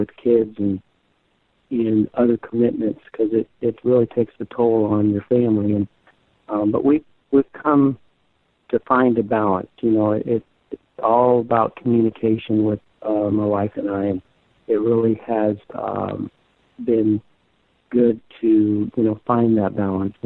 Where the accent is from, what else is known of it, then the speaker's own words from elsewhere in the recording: Florida, United States; I grew up in Florida with my mom